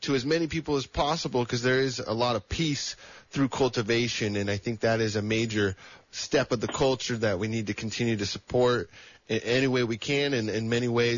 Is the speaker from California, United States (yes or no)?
yes; El Dorado County, California, United States; now in Santa Cruz, United States; where I grew up in El Dorado County